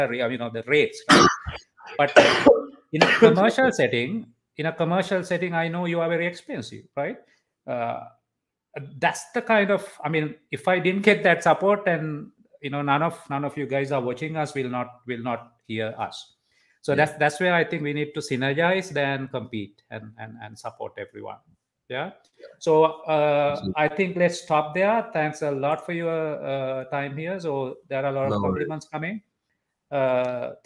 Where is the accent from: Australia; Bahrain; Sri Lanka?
Sri Lanka; as Sri Lankans